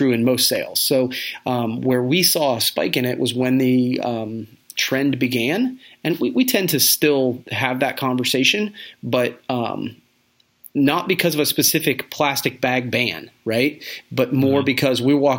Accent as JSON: {"language": "English", "town": "Coshocton", "region": "Ohio", "country": "United States", "said": "I'm from Coshocton, Ohio"}